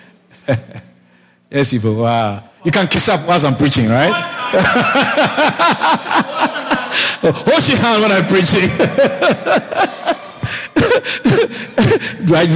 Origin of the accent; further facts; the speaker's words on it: Ghana; moved away as an adult; also born or lived in Europe; I'm from Ghana